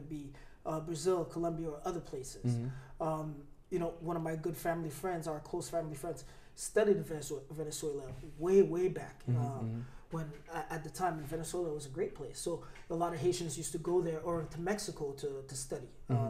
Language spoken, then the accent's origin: English; Montreal, Quebec, Canada; also born or lived in Newark, New Jersey; So I grew up mostly in Montreal, but also in Newark, New Jersey.